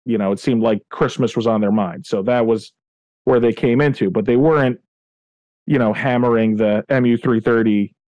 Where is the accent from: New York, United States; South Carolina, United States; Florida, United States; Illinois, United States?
New York, United States; I'm from New York, and my wife's family is half Italian